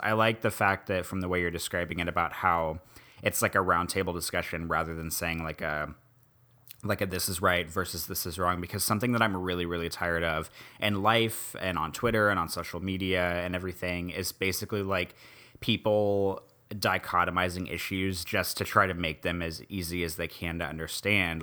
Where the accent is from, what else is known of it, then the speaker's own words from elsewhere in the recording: Midwest, United States; now in New Orleans, United States; I was born and raised in the Midwest.